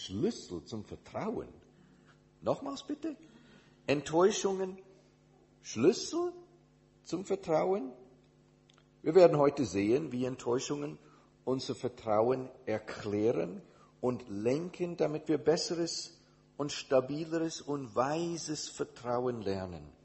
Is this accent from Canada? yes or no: no; Indonesia; also born or lived in United States / Switzerland; now in Germany; Ich bin in Indonesien, also in Amerika geboren, in Indonesien als äh, Kind von Missionars, Missionaren aufgewachsen und äh, dann zurück nach Amerika, um mein theologisches Studium zu machen